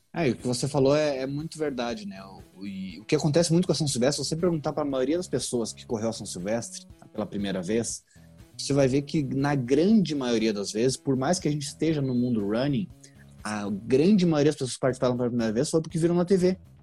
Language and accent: Portuguese; Rio Grande do Sul, Brazil; moved away as an adult; now in São Paulo, Brazil; sou gaúcho, mas no momento estou morando em São Paulo